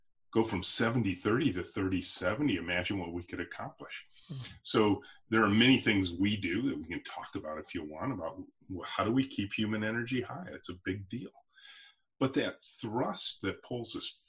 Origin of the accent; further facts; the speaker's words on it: Michigan, United States; there's a National Guard air base near where I grew up here in Michigan called Selfridge